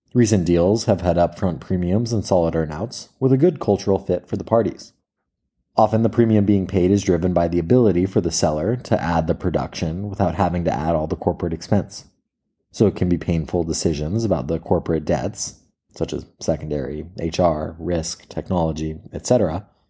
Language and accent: English; Marin County, California, United States; I grew up in Marin County where mountain biking was invented